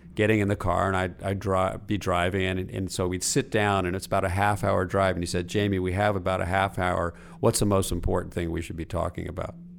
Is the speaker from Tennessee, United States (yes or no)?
no; Los Angeles, California, United States; my mother's house where I grew up in Pacific Palisades